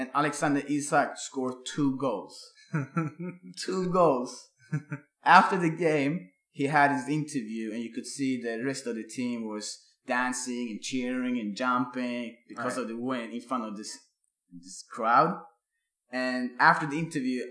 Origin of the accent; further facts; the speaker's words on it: Örebro, Örebro County, Sweden; my hometown Örebro